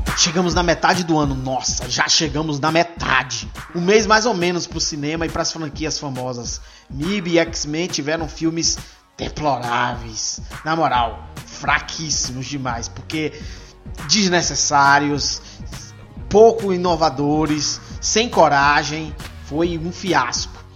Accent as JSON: {"language": "Portuguese", "town": "Ilhéus", "region": "Bahia", "country": "Brazil", "said": "Eu venho lá da Bahia, de Ilhéus, terra de Jorge Amado."}